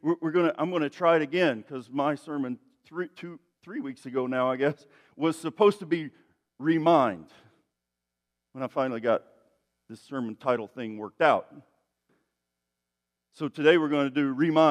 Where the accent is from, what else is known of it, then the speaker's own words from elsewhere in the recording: East Tennessee, United States; I'm from East Tennessee, where, you know, people say things in funny ways